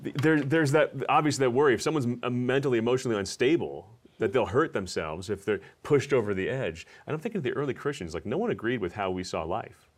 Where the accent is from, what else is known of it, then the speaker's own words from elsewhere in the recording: New Jersey, United States; I'm from New Jersey.